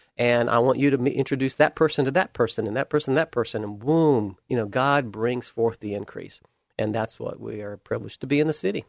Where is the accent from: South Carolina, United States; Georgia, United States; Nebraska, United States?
Georgia, United States; Camilla; moved away; I was raised in South Georgia, a little tiny town called Camilla